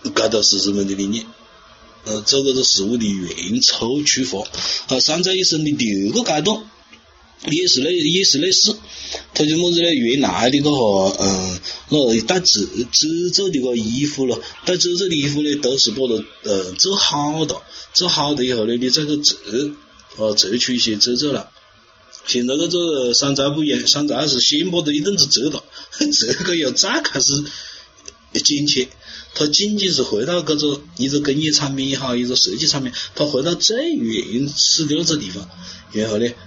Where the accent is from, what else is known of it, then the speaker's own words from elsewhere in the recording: China; 我们中国人